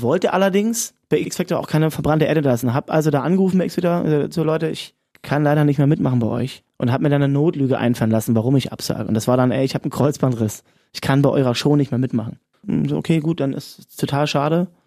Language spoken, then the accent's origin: German; Cottbus, Brandenburg, Germany; moved away; also born or lived in Berlin; weil ich wieder zu Hause bin, nochmal eine zweite Hymne für, für meine Heimat geschrieben, für mein, meinen Lieblingsclub Energie Cottbus